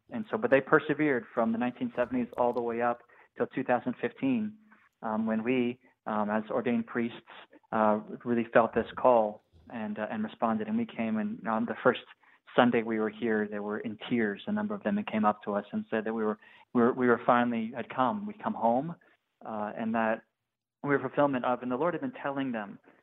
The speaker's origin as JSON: {"language": "English", "town": "Dallas", "region": "Texas", "country": "United States", "tie": "born or raised there", "also_born_or_lived": "San Antonio, Texas / Steubenville, Ohio / Pennsylvania", "moved": "as an adult", "said": "I'm from Dallas, Texas. Uh, I'm the youngest of, uh, I grew up with three older brothers and uh, grew up, uh, went to a Cistercian high school in Dallas, Texas."}